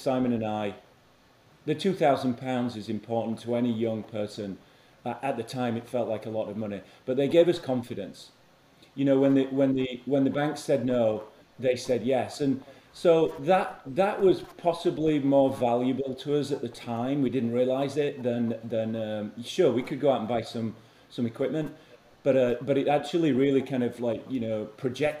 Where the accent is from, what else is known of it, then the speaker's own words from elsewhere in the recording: Huddersfield, Yorkshire and the Humber, United Kingdom; I'm from Huddersfield, Yorkshire town, a mill town in the north of England.